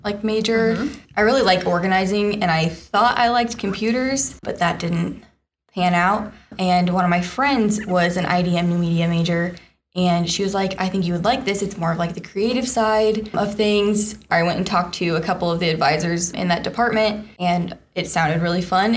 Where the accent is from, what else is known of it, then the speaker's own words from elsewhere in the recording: Kansas City, Missouri, United States; I'm also from Kansas City